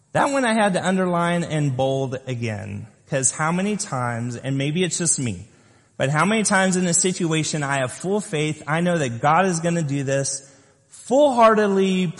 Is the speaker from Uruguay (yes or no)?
no; Lompoc, California, United States; I grew up in Lompoc, California, on the top of a hill